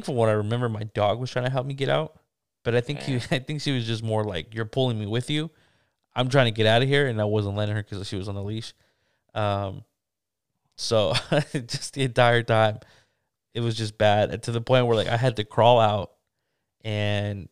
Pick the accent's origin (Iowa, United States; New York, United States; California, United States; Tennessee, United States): California, United States; I'm from California